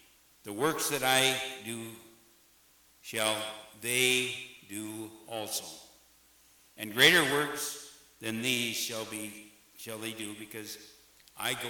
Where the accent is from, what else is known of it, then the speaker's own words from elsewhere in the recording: Eagle Bend, Minnesota, United States; I grew up in Eagle Bend